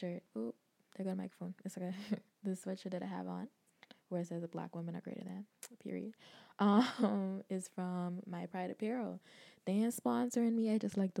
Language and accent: English; Bahamas; where I grew up in the Bahamas